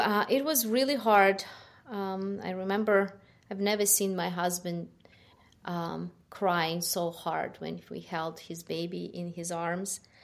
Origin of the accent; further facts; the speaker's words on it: Ukraine; English is a second language; moved away as an adult; I was born, uh, in Ukraine. You, you could hear, um, from my, judge from my accent. Uh, half of my life I lived in Ukraine